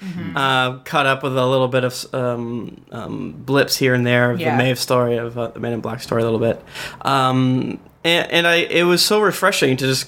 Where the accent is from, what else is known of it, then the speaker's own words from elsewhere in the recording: Florida, United States; I'm from Florida